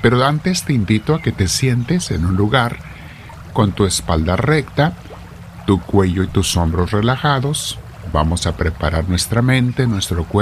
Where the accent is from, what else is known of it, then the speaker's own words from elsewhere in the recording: North, Mexico; Mi tierra es sumamente fría, donde yo me crié en la infancia en el norte de México, hace muchísimo frío.